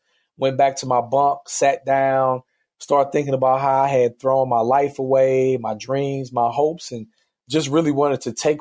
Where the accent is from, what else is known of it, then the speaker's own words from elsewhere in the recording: East St. Louis, Illinois, United States; growing up in East St. Louis, Illinois, which is a pretty poor and impoverished town